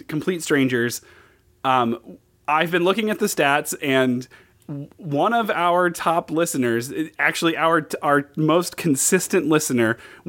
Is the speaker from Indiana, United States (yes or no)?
yes; Indiana, United States; I grew up in Indiana.